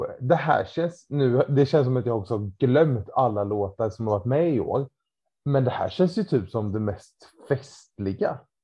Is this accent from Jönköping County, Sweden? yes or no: yes; Ramkvilla, Jönköping County, Sweden; gympan hemma i Ramkvilla på måndagkvällar.